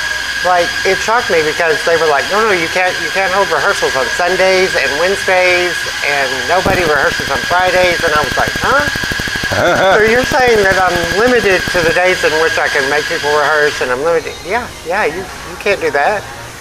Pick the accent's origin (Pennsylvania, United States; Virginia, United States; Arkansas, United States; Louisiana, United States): Arkansas, United States; Marlton; I'm from right here.